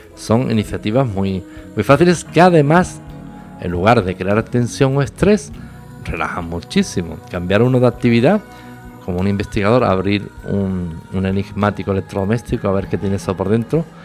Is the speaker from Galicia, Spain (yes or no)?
no; La Línea de la Concepción, Andalusia, Spain; En la pequeña ciudad donde yo nací, la línea de la Concepción, cercana a Gibraltar